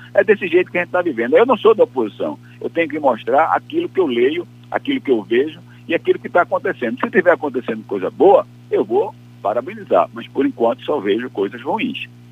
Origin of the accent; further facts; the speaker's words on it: Brazil; eu sou brasileiro